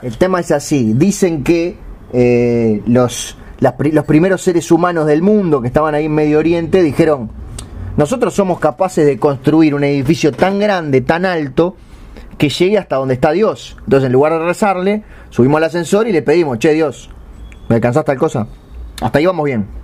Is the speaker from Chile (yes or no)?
no; Uruguay; yo como soy uruguayo